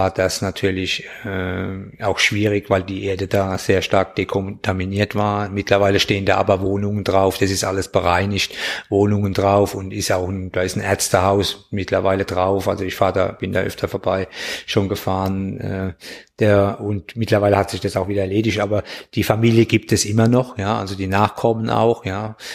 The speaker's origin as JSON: {"language": "German", "town": "Bürstadt", "region": "Hesse", "country": "Germany", "said": "wo kommst du denn her? Und ich habe gesagt, Bürstadt."}